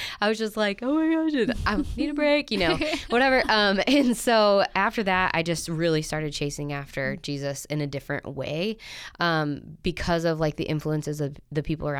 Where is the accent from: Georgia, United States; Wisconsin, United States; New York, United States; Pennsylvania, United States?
New York, United States; Syracuse; no, so I grew up in Syracuse, New York.